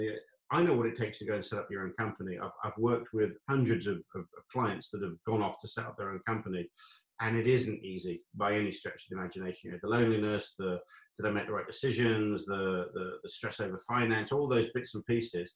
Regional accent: England, United Kingdom; moved away as an adult; also born or lived in Saudi Arabia / Chile; I'm English

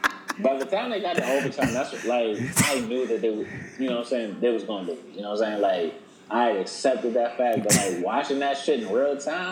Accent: Atlanta, Georgia, United States; I was born in Atlanta

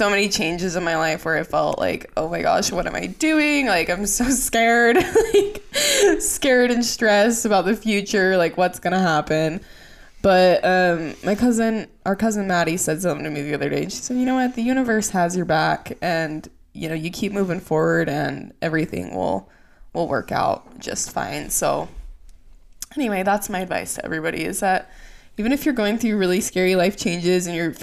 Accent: Utah, United States; we're from Utah. Our parents are from Utah. All of our family lives in Utah.

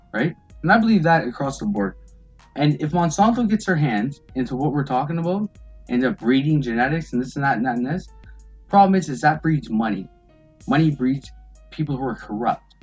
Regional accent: Windsor, Ontario, Canada; I'm from uh, just around the corner, Windsor, Ontario

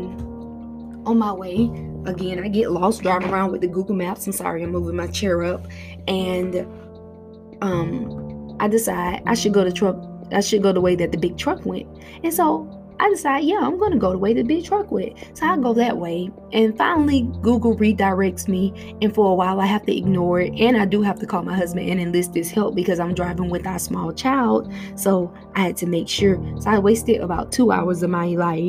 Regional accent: Florida, United States; moved away; I grew up in Florida

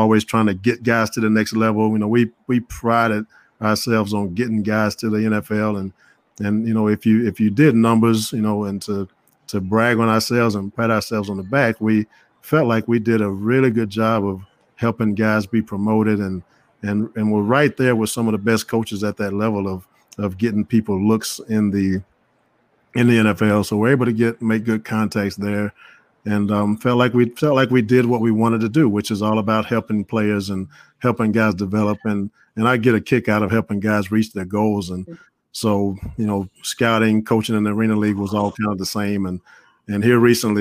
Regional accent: Mobile, Alabama, United States; I'm originally from Mobile, Alabama

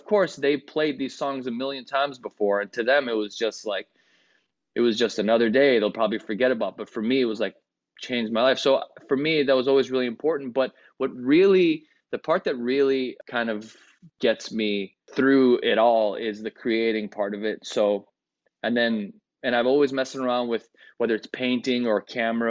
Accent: Chicago, Illinois, United States; first language Greek; English is a second language; I live in Chicago

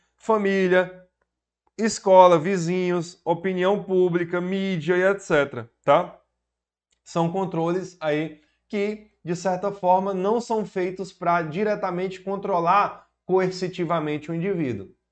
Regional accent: Piauí, Brazil; Sou do Piauí, professor para concursos públicos há basicamente sete anos

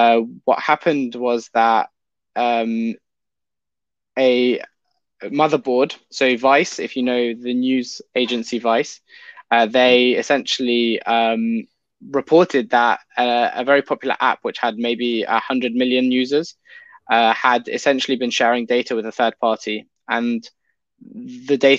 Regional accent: London, United Kingdom; I've grown up in the UK, United Kingdom. I'm in London pretty much for my whole life since I was born.

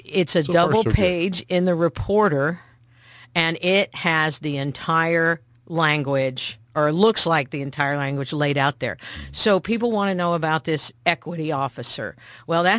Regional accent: Missouri, United States; because I talk that way, because I'm from Missouri

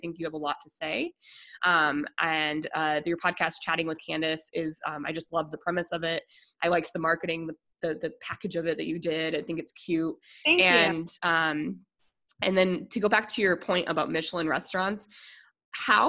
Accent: Denver, Colorado, United States; I'm from Denver originally

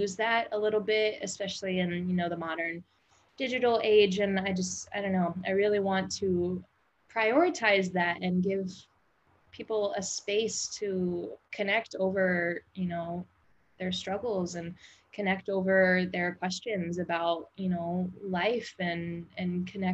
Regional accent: Midwest, United States; moved away as an adult; also born or lived in New Orleans; I grew up in the Midwest

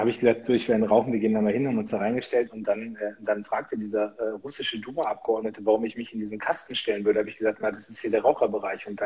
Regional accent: Munster, Lower Saxony, Germany; da sind die ganzen Soldaten aus meiner Heimatstadt Munster nach Afghanistan gegangen.

